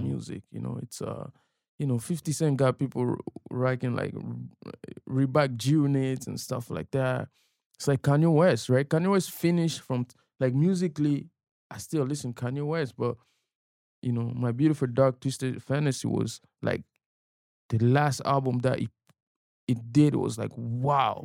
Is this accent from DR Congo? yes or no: yes; DR Congo; now in Toronto, Canada; growing up in Africa